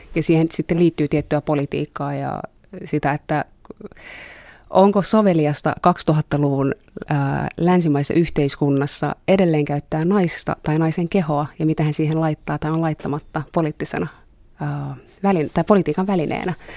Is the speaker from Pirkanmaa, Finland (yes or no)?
yes; Tampere, Pirkanmaa, Finland; now in Helsinki, Finland; mä oon kasvanut Tampereella